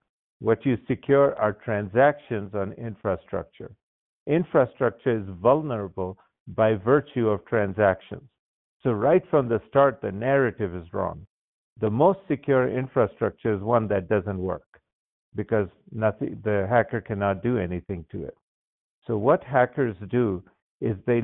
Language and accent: English; Baghdad, Baghdad Governorate, Iraq; moved away; I was born and raised in Baghdad, Iraq